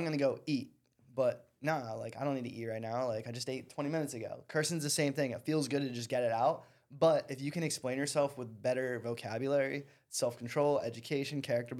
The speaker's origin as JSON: {"language": "English", "region": "East Coast", "country": "United States", "said": "I'm from the East Coast, so we speak quick."}